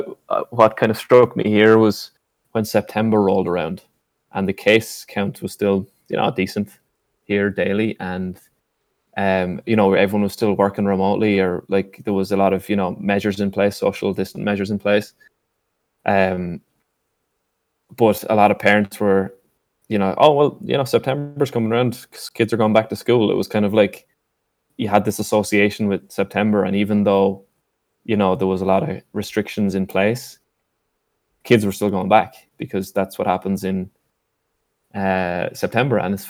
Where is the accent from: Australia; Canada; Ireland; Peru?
Ireland; Wexford, Leinster; moved away as an adult; now in United States; knew I was from Wexford